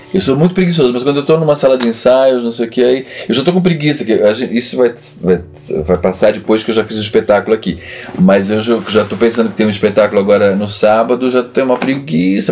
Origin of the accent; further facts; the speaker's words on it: São Paulo, Brazil; moved away as an adult; also born or lived in Vigo, Spain; now in Portugal; Eu saí do Brasil em 92.